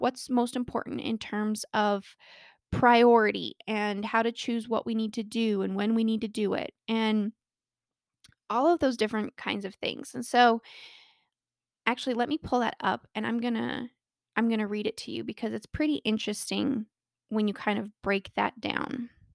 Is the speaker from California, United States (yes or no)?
no; Colorado, United States; born or raised there